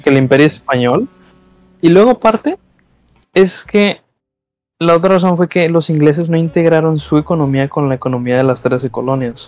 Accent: Mexico

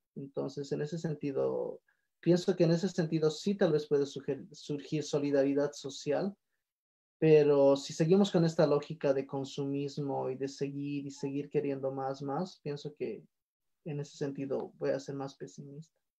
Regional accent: Bolivia; en países que Bolivia, donde no tenemos una industrialización fuerte

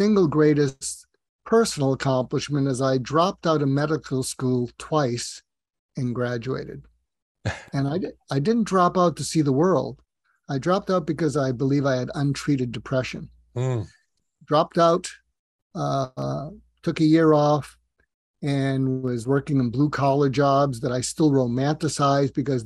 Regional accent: Newton, Massachusetts, United States; moved away as an adult; I grew up just outside of Boston, Massachusetts, and in a suburb called Newton, Massachusetts

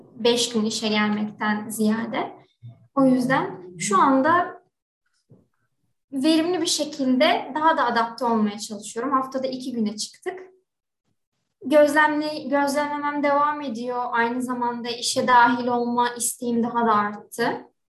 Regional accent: İzmir, Turkey; 1997 İzmir doğumluyum

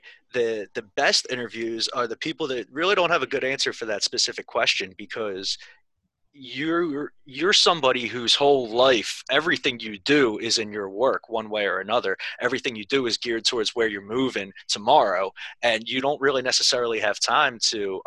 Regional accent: Philadelphia, Pennsylvania, United States; I'm from Philly, so I'm like literally across the bridge

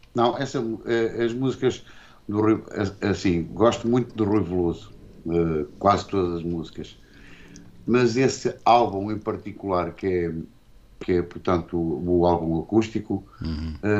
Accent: Porto, Norte, Portugal; also born or lived in Barcelos; Eu nasci lá, nasci no Porto e depois. Uh estive tipo lá com os meus pais para até aos dois anos, ou coisa do género. E depois viemos para Barcelos e, entretanto, fomos outra vez para o Porto, para os colégios

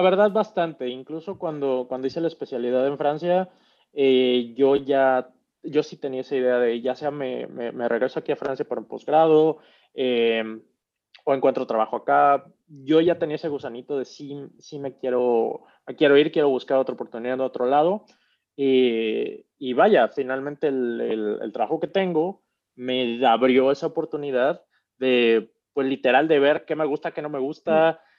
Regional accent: Mexico City, Mexico; accent: chilango slang with a half northern accent; moved away as an adult; also born or lived in Querétaro / Monterrey / Tampico / Toulouse; now in Bahrain; yo crecí tal cual en la Ciudad de México, toda, prácticamente toda mi vida

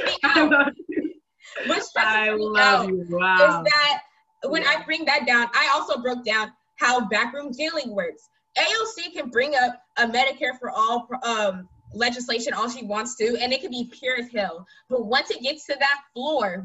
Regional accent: Stockton, California, United States; where I'm from Stockton

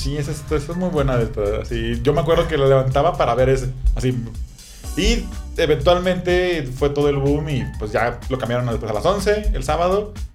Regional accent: Tepic, Nayarit, Mexico; yo soy de Tepic, yo vivía en Tepic

